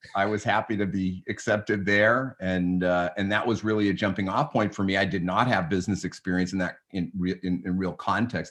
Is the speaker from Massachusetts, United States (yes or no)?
yes; Newton, Massachusetts, United States; I grew up in, uh, in Newton, Mass, just a little, uh, a, a town sub, western suburb of, of Boston.